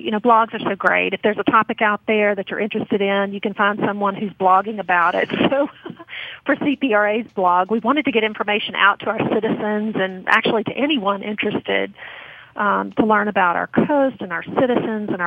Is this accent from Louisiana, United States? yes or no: yes; Baton Rouge, Louisiana, United States; I'm from Baton Rouge.